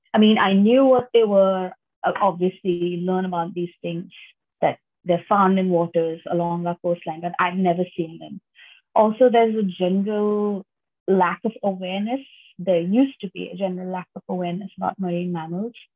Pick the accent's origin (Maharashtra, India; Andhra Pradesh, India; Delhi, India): Maharashtra, India; Mumbai; I'm from Mumbai originally. Um, that's on the west coast of India